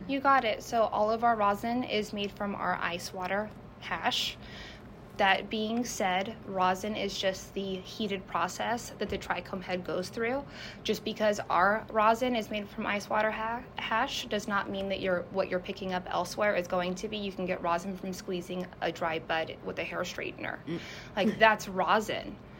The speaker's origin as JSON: {"language": "English", "town": "San Jose", "region": "California", "country": "United States", "moved": "as an adult", "lives_now": "Washington, United States", "said": "being from San Jose"}